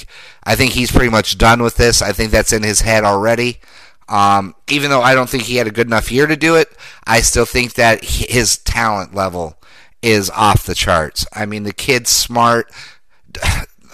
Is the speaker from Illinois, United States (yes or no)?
no; Denver, Colorado, United States; I come from Denver, Colorado